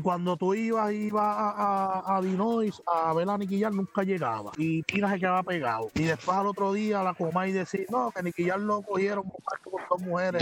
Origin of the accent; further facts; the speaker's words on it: Puerto Rico; moved away; also born or lived in Florida; nosotros crecimos en Puerto Rico